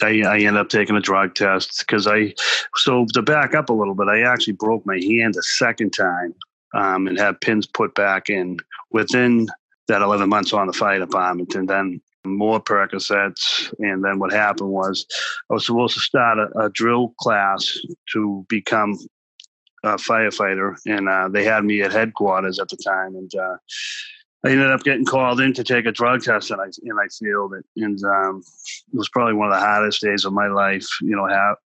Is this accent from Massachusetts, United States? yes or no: yes; Boston, Massachusetts, United States; I grew up in Charlestown, which is a section of Boston.